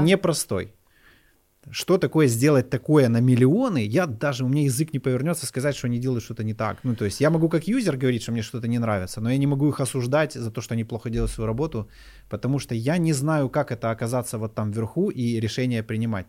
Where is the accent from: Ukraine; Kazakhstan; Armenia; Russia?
Ukraine; Kyiv; Я сам из Киева